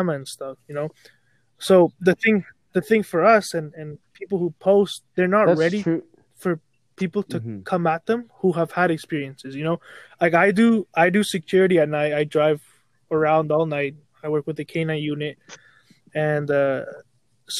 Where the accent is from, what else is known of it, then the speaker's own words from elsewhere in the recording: Canada; being Canadian